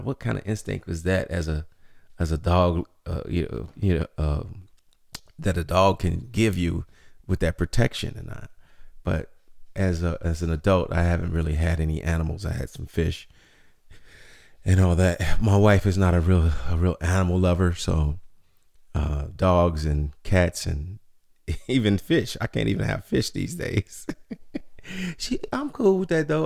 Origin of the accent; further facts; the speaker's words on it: Chicago, Illinois, United States; growing up in Chicago, the south side of the city